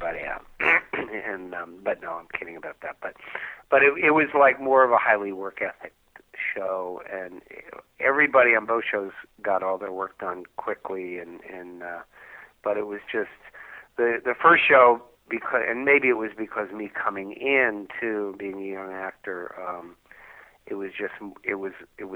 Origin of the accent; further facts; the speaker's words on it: New York, United States; I grew up in New York